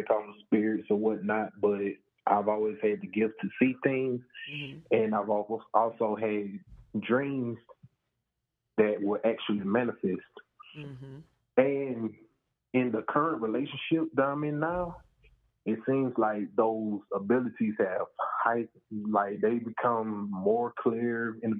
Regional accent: Louisiana, United States; I'm from Louisiana.

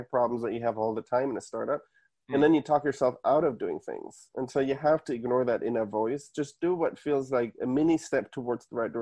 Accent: Munich, Bavaria, Germany; moved away as an adult; now in United States; So I was born and raised in Munich

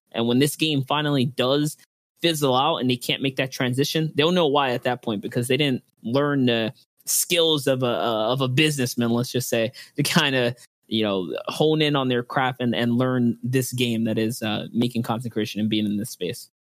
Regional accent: New York City, New York, United States; I'm from the Bronx, New York

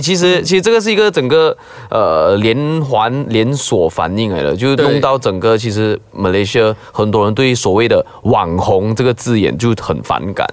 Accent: Klang, Selangor, Malaysia; 我是巴生人

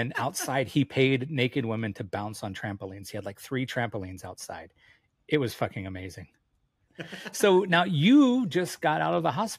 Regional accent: Hawaii, United States; I grew up in Hawaii

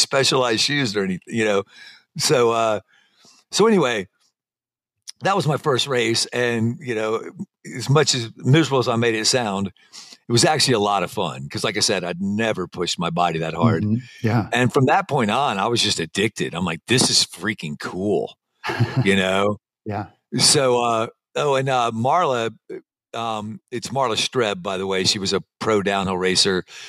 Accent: Alabama, United States; moved away; also born or lived in Colorado / San Diego; I'm from Alabama.

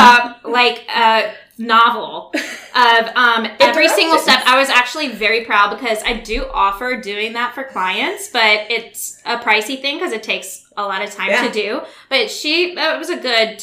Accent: Baton Rouge, Louisiana, United States; Born and raised Baton Rouge, Louisiana

